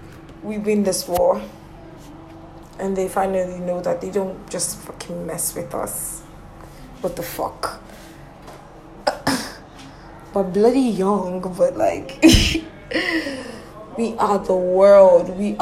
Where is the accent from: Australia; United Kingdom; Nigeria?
Nigeria; If you ask me wherever, that's who I bloody am. I'm fucking Nigerian and I'm proud.